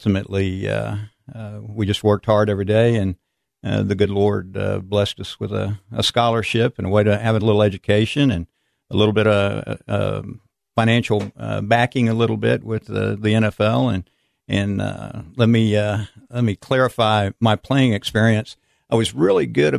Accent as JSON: {"language": "English", "town": "San Antonio", "region": "Texas", "country": "United States", "tie": "born or raised there", "said": "I grew up in San Antonio, Texas."}